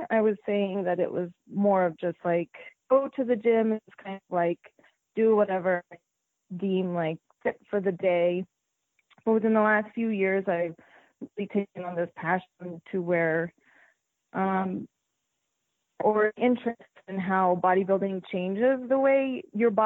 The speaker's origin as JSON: {"language": "English", "town": "Las Vegas", "region": "Nevada", "country": "United States", "tie": "born or raised there", "also_born_or_lived": "Philippines", "said": "Las Vegas is my home. I was born here, born and raised in Las Vegas"}